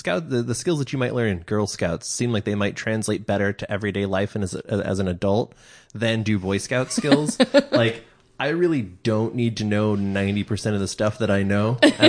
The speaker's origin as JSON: {"language": "English", "region": "Pacific Northwest", "country": "United States", "tie": "born or raised there", "said": "growing up in the Pacific Northwest"}